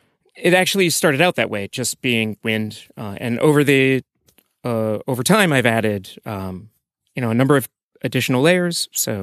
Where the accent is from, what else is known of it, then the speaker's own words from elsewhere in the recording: Iowa, United States; moved away as an adult; I'm from Iowa in the United States originally, and graduated school, went to Microsoft, worked on compilers, developer tools, got tired of that after a little while, quit my job, moved to Tokyo to do something completely different.